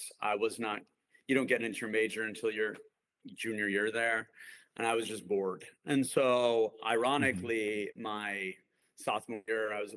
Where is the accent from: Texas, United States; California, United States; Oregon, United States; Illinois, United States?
Illinois, United States; Skokie; I grew up in Skokie, Illinois.